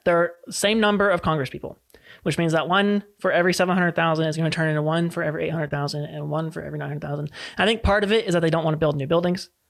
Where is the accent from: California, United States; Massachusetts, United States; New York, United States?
California, United States; here in California as a Californian